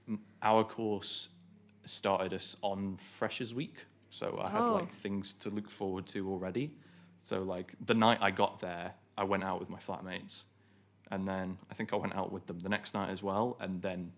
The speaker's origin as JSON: {"language": "English", "town": "Stoke-on-Trent", "region": "West Midlands", "country": "United Kingdom", "moved": "as an adult", "said": "I am originally from Stoke-on-Trent."}